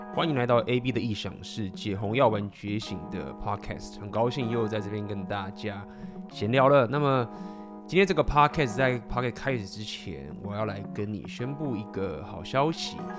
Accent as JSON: {"language": "Chinese", "country": "Taiwan", "tie": "born or raised there", "said": "土生土长的台湾学历，台湾的工程师"}